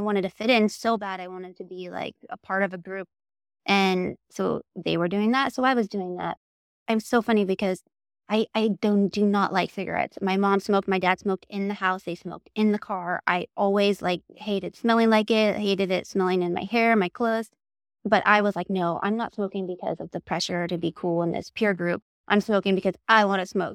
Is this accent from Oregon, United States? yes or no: yes; Oregon, United States; moved away; also born or lived in Salem, Oregon; I am from Oregon. I was born in Salem, Oregon, and I grew up in a very tiny town